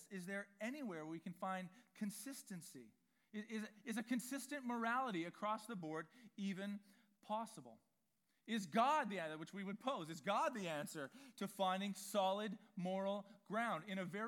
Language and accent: English; Vancouver, British Columbia, Canada; I grew up in East Vancouver